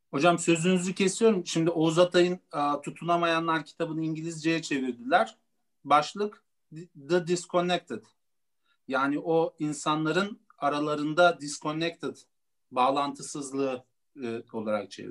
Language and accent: Turkish; Turkey; biz de Gürcü asıllıyız. Gürcistan asıllıyız. Yani o, Türkiye'de doğma, doğdum